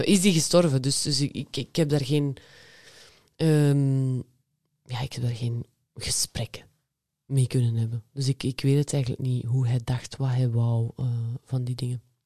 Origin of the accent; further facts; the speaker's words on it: West Flanders, Belgium; Ik kom uit West-Vlaanderen